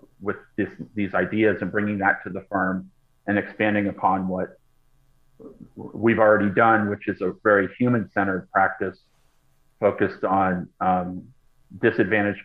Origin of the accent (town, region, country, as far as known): Boston, Massachusetts, United States; born or raised there; moved away as an adult; now in Los Angeles, United States